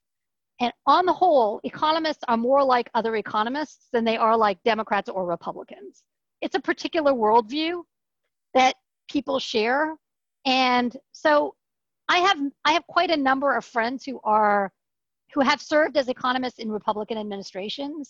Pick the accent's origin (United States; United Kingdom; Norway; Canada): Canada; moved away as an adult; I was just … from Canada